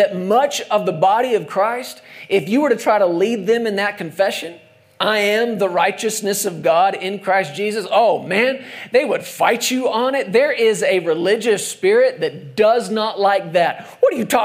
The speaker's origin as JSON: {"language": "English", "country": "United States"}